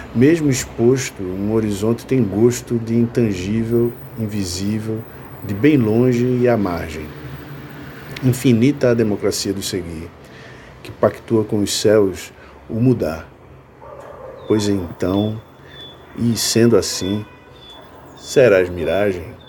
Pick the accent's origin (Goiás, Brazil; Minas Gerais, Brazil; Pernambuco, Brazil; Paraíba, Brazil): Pernambuco, Brazil; Olinda; also born or lived in Recife; Nasci em Recife, mas fui criado em Olinda.